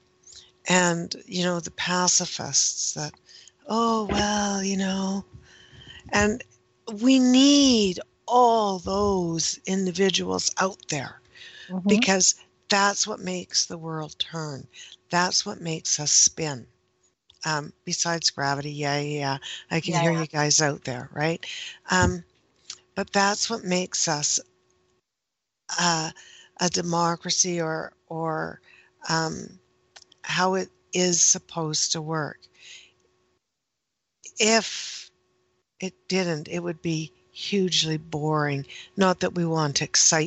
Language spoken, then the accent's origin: English; Canada; I am Canadian, and we, most of us, pronounce the H